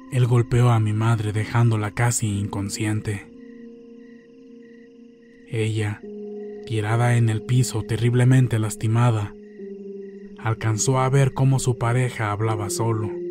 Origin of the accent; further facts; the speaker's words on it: Santiago Jamiltepec, Oaxaca, Mexico; Yo soy originaria de Santiago, Jamiltepec, Oaxaca.